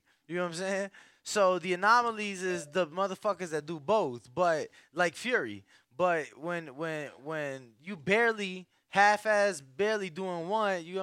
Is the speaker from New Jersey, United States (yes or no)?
no; Chicago, Illinois, United States; I'm from Chicago